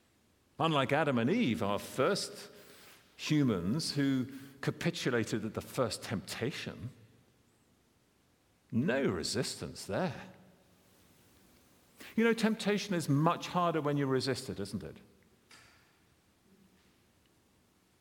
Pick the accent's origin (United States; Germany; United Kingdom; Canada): United Kingdom; I'm a British citizen